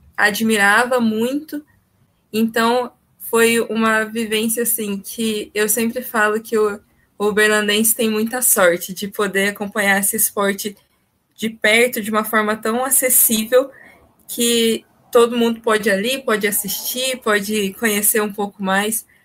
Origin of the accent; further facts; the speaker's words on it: São José dos Campos, São Paulo, Brazil; now in Uberlândia, Brazil; eu também mudei para Uberlândia, eu sou do interior de São Paulo, de São José dos Campos.